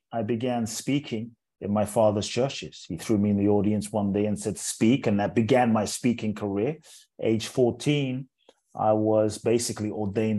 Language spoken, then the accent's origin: English; London, United Kingdom; also born or lived in Ghana; now in United States; I was born in Ghana, West Africa. My father's from Ghana. My mother's Japanese. I grew up in London. So I'm from everywhere and nowhere. Now I live in the US